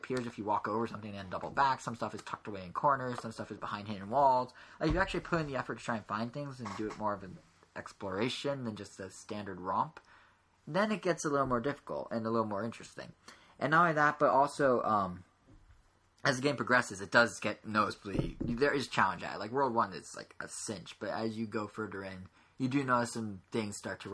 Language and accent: English; United States; I'm American